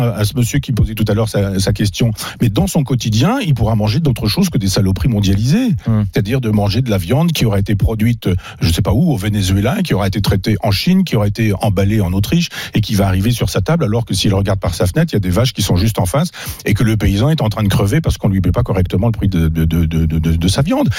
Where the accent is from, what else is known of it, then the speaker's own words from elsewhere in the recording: Chambois, Normandy, France; moved away; Chambois, mon village natal